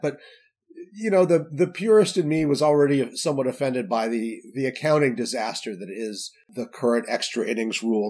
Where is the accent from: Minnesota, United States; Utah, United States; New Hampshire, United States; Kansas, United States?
Utah, United States; Salt Lake City; I grew up in Salt Lake City